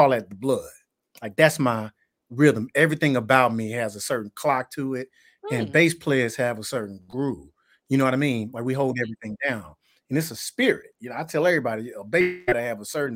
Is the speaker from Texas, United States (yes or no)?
no; Tuscaloosa, Alabama, United States; also born or lived in Birmingham, Alabama; growing up in Tuscaloosa, because that's my roots, and that's where I was born and raised